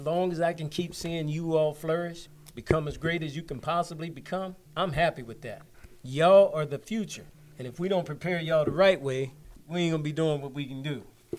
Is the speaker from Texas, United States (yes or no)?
no; McKeesport, Pennsylvania, United States; I'm from McKeesport, born and raised. Harrison Village bred.